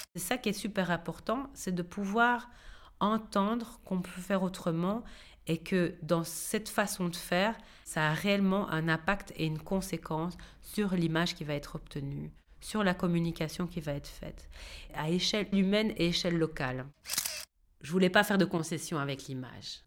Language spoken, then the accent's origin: French; Seraing, Wallonia, Belgium; moved away as an adult; also born or lived in Liège; now in Brussels, Belgium; j'ai vécu euh, à Serein, comme on dit c'est Serein, mais on dit Serein. Je suis née à Liège et euh, j'ai fait toutes mes études euh, là.